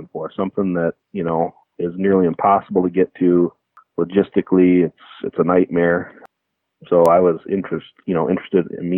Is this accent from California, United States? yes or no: no; Michigan, United States; growing up in Michigan